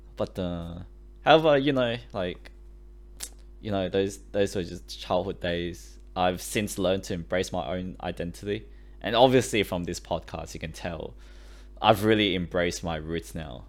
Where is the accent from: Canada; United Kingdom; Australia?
Australia; English is a second language; I came to Australia when I was seven years old.